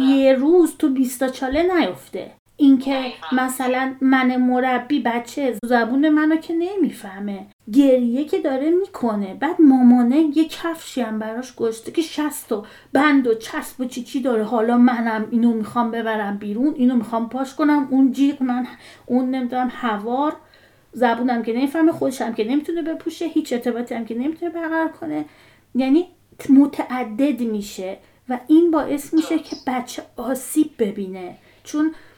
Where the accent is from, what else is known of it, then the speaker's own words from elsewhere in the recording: Iran; moved away as an adult; بازیایی که ما تو بچگیمون تو ایران میکردیم